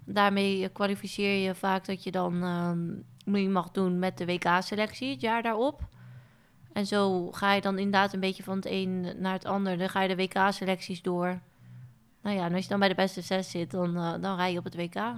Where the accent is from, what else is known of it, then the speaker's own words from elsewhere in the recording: Onnen, Groningen, Netherlands; ik ben opgegroeid in Groningen, in Onne om precies te zijn, een heel klein dorpje